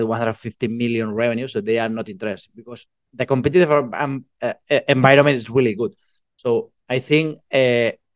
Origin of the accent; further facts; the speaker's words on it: Spain; also born or lived in Barcelona; I'm from Spain. I'm located in Barcelona